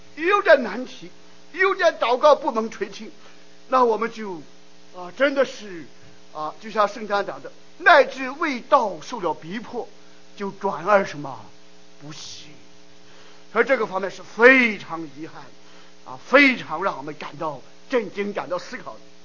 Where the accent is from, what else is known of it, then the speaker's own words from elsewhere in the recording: China; now in United States; 我们作为华人，我们作为第一代移民，那我们背井离乡、跨洋越海，我们来到美国